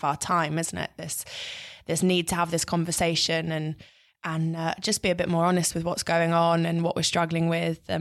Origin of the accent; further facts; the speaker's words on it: London, United Kingdom; I grew up in North London.